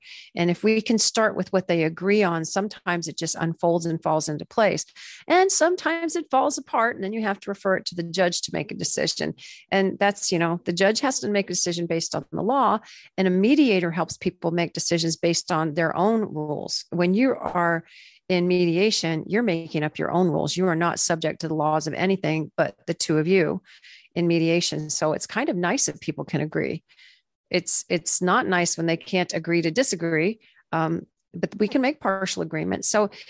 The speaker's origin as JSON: {"language": "English", "region": "Florida", "country": "United States", "tie": "born or raised there", "said": "I grew up in Florida, where there's just a lot of country music. I was surrounded by it."}